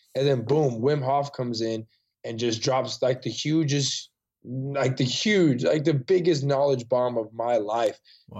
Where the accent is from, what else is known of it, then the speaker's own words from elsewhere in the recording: Salinas, California, United States; moved away as an adult; now in Austin, United States; my hometown in Salinas, mm-hmm. California